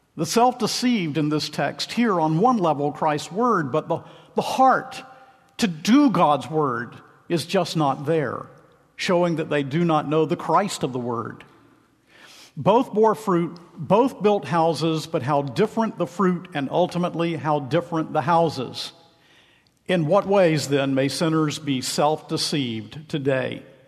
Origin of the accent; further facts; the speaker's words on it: Macon, Georgia, United States; I hail from Macon, Georgia